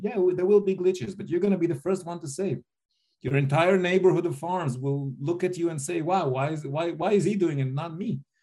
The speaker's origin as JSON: {"language": "English", "country": "United States", "tie": "born or raised there", "also_born_or_lived": "India", "moved": "as an adult", "said": "I grew up in the States"}